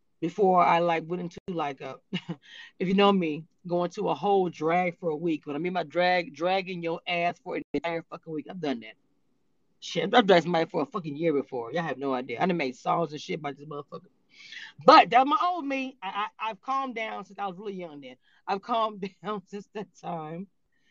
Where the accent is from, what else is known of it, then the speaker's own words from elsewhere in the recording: Louisiana, United States; I'm from Louisiana